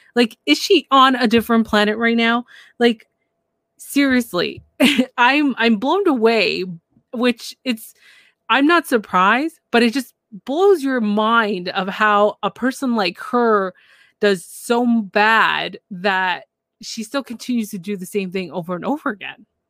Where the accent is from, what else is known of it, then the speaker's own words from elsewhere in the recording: Canada; I'm from Canada